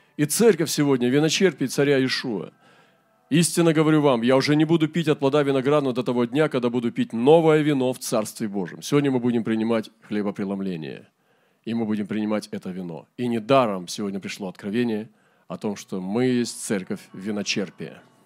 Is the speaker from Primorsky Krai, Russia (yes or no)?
yes; Primorsky Krai, Russia; у нас в Приморском крае. В нашем крае